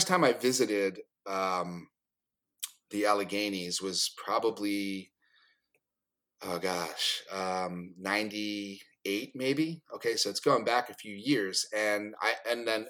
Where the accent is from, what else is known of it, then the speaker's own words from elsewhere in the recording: East Coast, United States; being an East Coaster growing up on the East Coast